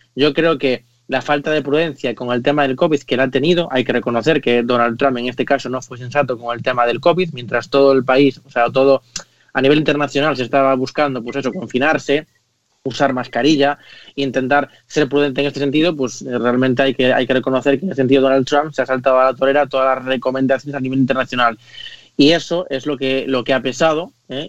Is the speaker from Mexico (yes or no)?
no; Spain; como español y como europeo